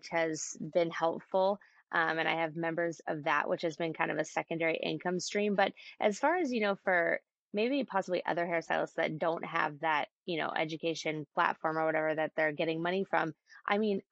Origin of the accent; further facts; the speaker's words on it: Bay Area, Northern California, United States; now in San Diego, United States; I grew up in the Bay Area, so Northern California